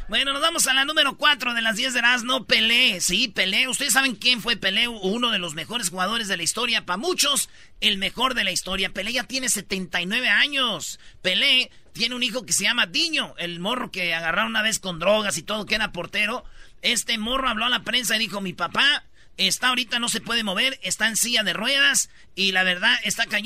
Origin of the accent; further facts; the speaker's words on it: Michoacán, Mexico; No, yo soy de Michoacán